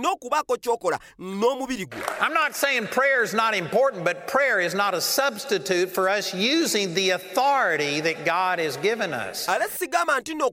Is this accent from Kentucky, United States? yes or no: no; Texas, United States; You know, I'm from Texas, and for a long time I thought that meant that nobody had come out against them.